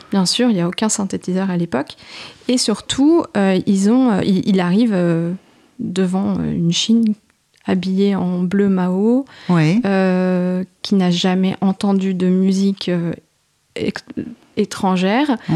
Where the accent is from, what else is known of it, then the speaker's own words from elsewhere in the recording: France; chez nous, à Paris